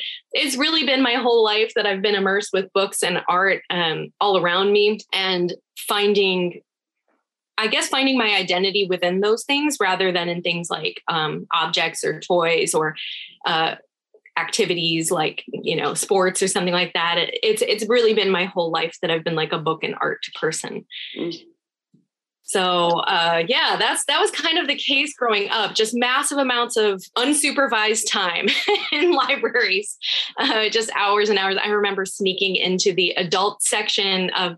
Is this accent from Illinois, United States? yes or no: yes; Chicago, Illinois, United States; born there; also born or lived in Rhode Island / California; I was born in Chicago, Illinois. I'm a first generation American. My parents are both from Iran. And I lived in Illinois, then Rhode Island, a few other places, ultimately California.